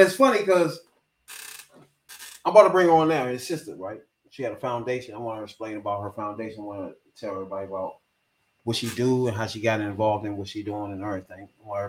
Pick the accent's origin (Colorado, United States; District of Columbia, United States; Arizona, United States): District of Columbia, United States; Washington; Now, y'all know I'm from Northeast DC, right? Now, growing up around that joint